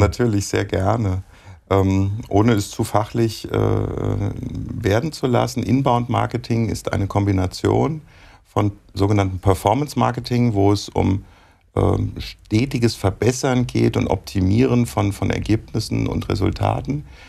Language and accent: German; Gießen, Hesse, Germany; Also ich bin im Vorort von Gießen groß geworden